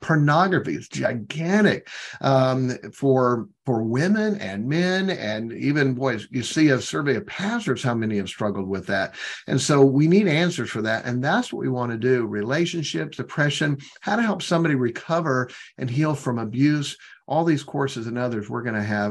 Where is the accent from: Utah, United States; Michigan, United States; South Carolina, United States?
Michigan, United States; southwestern; at an independent Baptist church in southwestern Michigan